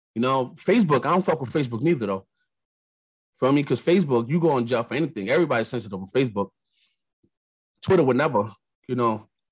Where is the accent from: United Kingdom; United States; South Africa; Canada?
United States; New York; I'm from New York